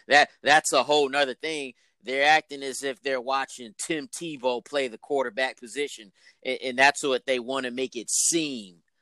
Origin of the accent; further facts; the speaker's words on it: Georgia, United States; I'm from Georgia